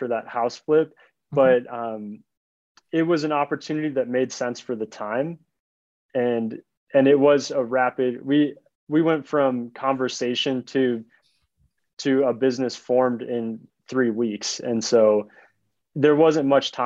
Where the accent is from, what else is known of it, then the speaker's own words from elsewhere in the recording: Chicago, Illinois, United States; now in Colorado, United States; I grew up in Chicago and always dreamed of moving to Colorado, which is where I live now.